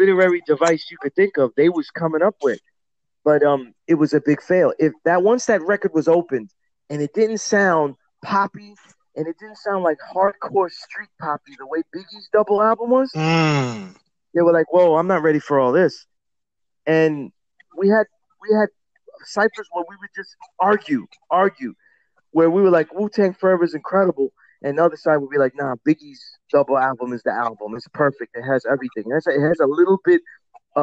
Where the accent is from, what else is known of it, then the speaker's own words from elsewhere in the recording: New York City, New York, United States; I'm from Sunset Park that was really a Puerto Rican neighborhood